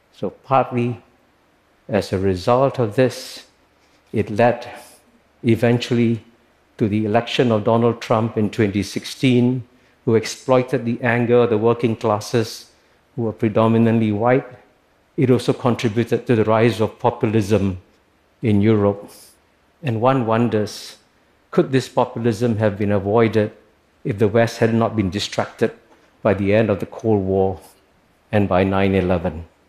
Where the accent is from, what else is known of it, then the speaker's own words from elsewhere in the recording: Singapore; When I was born in Singapore, which was then a poor British colony, in 1948